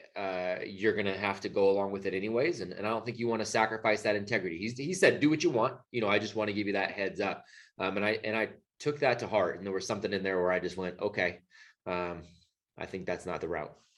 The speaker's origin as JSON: {"language": "English", "area": "Bay Area", "region": "California", "country": "United States", "tie": "born or raised there", "moved": "as an adult", "lives_now": "North Carolina, United States", "said": "California born and raised. You know, my wife and I both uh, grew up in the Bay Area"}